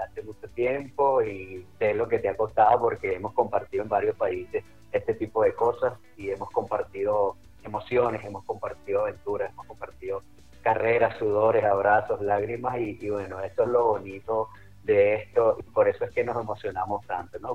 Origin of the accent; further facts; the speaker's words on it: Caracas, Capital District, Venezuela; Yo nací y me crié en Caracas. Soy caraqueño